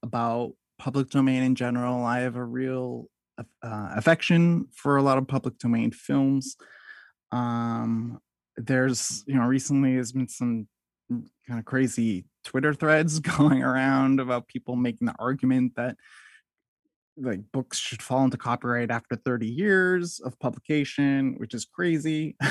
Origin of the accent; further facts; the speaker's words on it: United States; when it comes to being an American